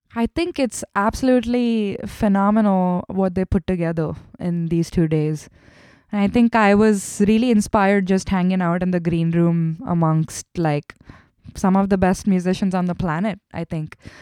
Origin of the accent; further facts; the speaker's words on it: Mumbai, Maharashtra, India; English is a second language; moved away as an adult; also born or lived in Kerala, India / Chennai, India; grew up in Mumbai. I was born in the south of India in Kerala, but I, I, I grew up in Mumbai and I did my schooling and everything there